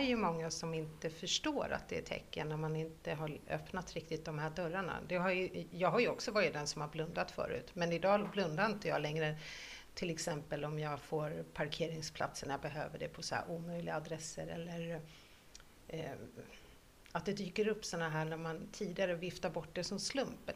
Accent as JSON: {"language": "Swedish", "country": "Finland", "moved": "yes", "said": "I Finland, där jag kommer ifrån"}